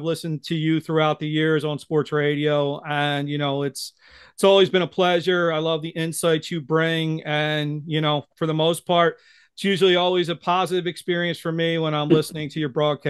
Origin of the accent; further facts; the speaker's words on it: Philadelphia, Pennsylvania, United States; they know I'm from the Philadelphia area.